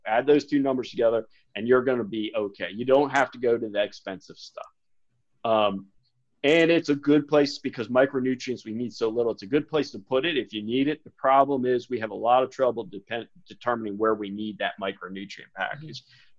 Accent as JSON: {"language": "English", "town": "Smyrna", "region": "Delaware", "country": "United States", "tie": "born or raised there", "also_born_or_lived": "Maryland", "moved": "yes", "said": "I grew up in Smyrna, Delaware, kind of small town"}